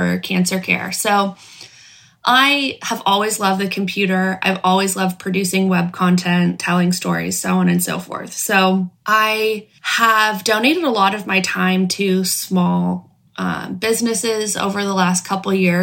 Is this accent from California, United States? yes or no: yes; Los Angeles, California, United States; I grew up in Los Angeles